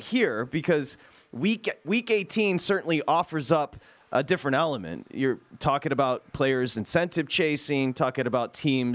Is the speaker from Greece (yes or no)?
no; Michigan, United States; I'm from Michigan